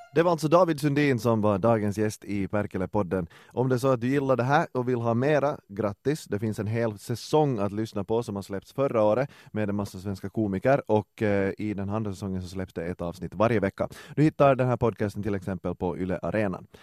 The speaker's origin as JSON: {"language": "Swedish", "country": "Finland", "moved": "as an adult", "lives_now": "Sweden"}